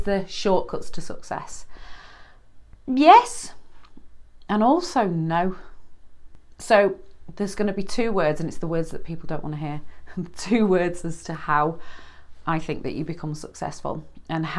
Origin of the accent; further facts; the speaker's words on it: United Kingdom; I'm British.